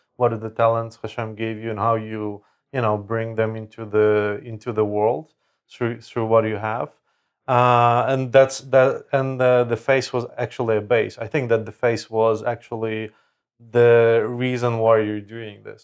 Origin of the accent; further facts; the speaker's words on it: Lviv, Lviv Oblast, Ukraine; moved away; in my hometown, in Lviv, in Ukraine